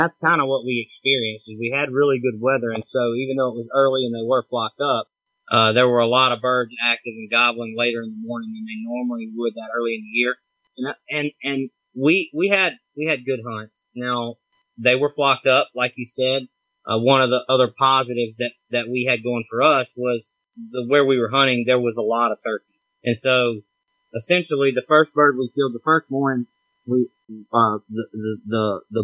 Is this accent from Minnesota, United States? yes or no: no; Mississippi, United States; now in Louisiana, United States; I live in Louisiana, but I'm right near the Mississippi border, and I'm from Mississippi.